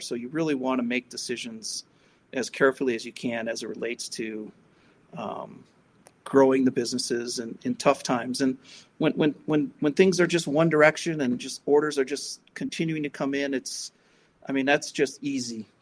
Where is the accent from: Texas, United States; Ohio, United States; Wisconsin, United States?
Wisconsin, United States; Milwaukee; I grew up in Milwaukee, Wisconsin